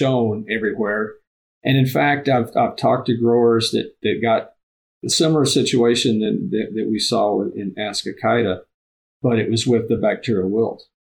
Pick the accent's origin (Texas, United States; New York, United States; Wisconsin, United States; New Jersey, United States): Texas, United States; now in Nebraska, United States; I'm from Texas originally